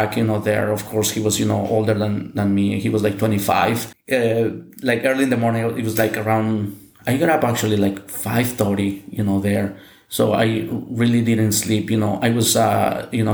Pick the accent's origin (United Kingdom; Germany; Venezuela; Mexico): Mexico; English is a second language; moved away as an adult; now in United States; here in Mexico